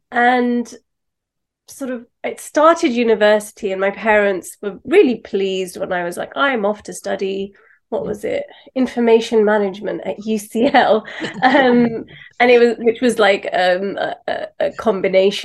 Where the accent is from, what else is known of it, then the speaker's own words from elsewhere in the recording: London, United Kingdom; Pakistani background, born and raised in London